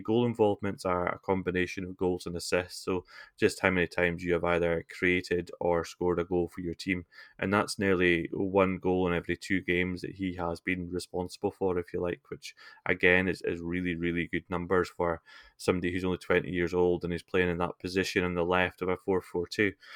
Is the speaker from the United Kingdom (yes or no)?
yes; Scotland, United Kingdom; I'm not a Scotsman